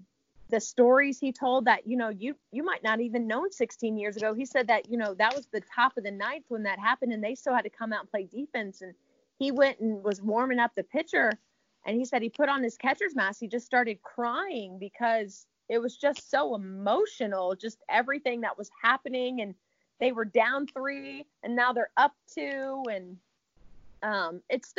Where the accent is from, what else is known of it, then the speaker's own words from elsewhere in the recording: Richmond, Virginia, United States; moved away as an adult; also born or lived in Tallahassee, Florida / Abilene, Texas; now in Arkansas, United States; I'm from Richmond, Virginia